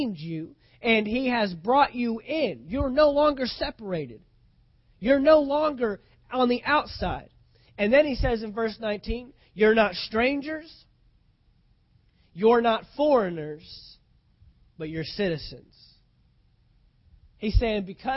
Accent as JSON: {"language": "English", "country": "United States", "said": "as an American citizen"}